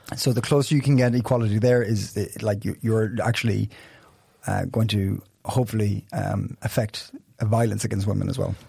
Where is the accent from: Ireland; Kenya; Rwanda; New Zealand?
Ireland; now in Copenhagen, Denmark; I'm Irish.